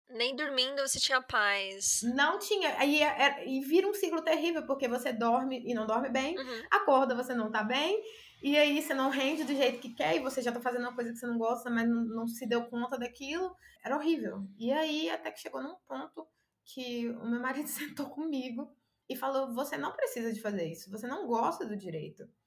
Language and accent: Portuguese; Conselheiro Pena, Minas Gerais, Brazil; eu sou de Conselheiro Pena, é bem, bem interior. E aí é a maior cidade aqui perto é Governador Valadares.